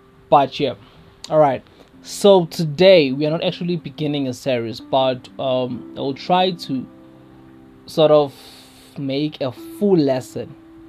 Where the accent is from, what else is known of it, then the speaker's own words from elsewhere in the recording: South Africa; first language Zulu; English is a second language; especially in my home language, my mother tongue, isiZulu